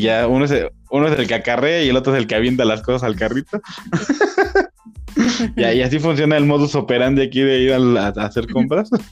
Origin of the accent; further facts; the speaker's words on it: Mexico; Ya yo siendo mexicano viviendo en México